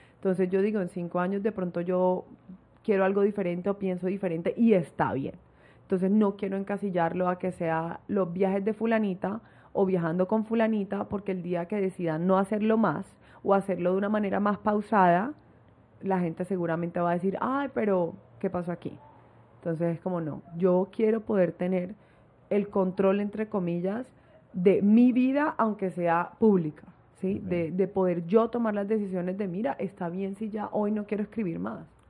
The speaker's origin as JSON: {"language": "Spanish", "town": "Barranquilla", "region": "Atlántico", "country": "Colombia", "said": "soy de Barranquilla, tengo 27 años"}